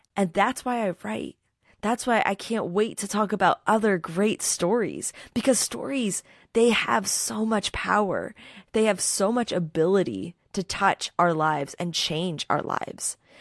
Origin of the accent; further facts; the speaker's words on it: Philadelphia, Pennsylvania, United States; I'm from Philadelphia